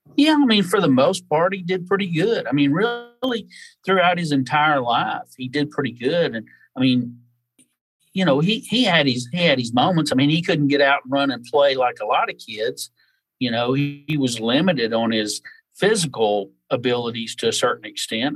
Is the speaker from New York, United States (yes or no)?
no; North Alabama, United States; moved away as an adult; now in Pensacola, United States; I was raised in North Alabama and moved to South Alabama and the Gulf Coast when I was about 19 years old and been here ever since